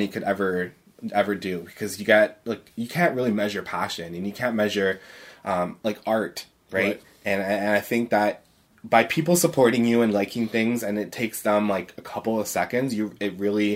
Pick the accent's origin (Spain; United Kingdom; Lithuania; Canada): Canada; I'm a Canadian